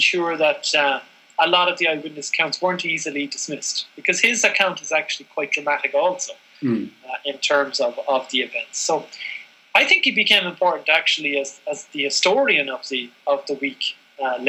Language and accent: English; Ireland; as Irish people